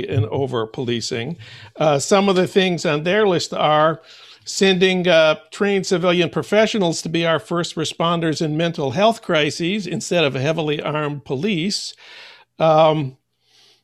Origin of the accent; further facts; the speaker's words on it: Saint Paul, Minnesota, United States; my hometown of St. Paul